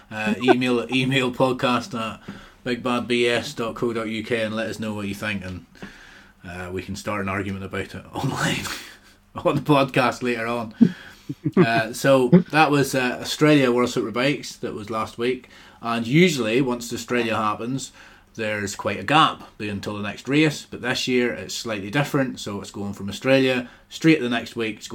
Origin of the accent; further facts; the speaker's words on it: South West England, United Kingdom; Devon. Oh, oh, I'm from Devon.